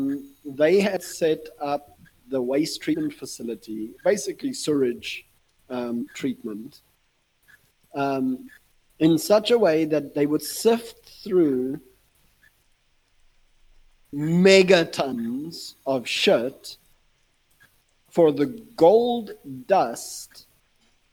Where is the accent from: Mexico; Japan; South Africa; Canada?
South Africa; as a South African